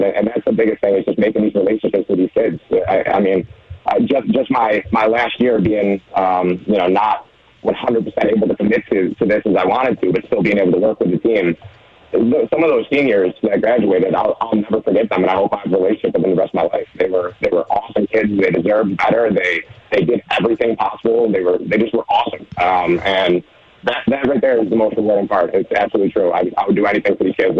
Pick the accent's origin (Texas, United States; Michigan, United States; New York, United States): New York, United States; Western; also born or lived in Oklahoma; now in Frederick County, Maryland, United States; growing up in Western New York